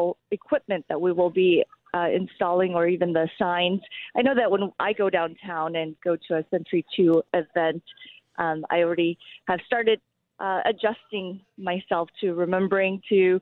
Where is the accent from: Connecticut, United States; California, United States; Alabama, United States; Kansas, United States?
Kansas, United States; Wichita; English is a second language; I came to the United States when I was 8 years old, so I grew up here in Wichita and went through Wichita Public Schools